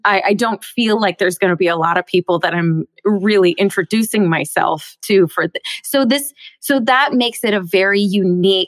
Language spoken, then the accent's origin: English; Bellevue, Washington, United States; I grew up in Seattle. Well, just outside of Seattle in Bellevue, Washington